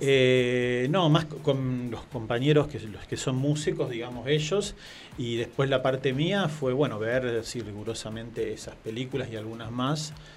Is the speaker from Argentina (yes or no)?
yes; Marcos Juárez, Córdoba, Argentina; accent: tonadita, not classic Cordoban; moved away; en mi pueblo, Marcos Juárez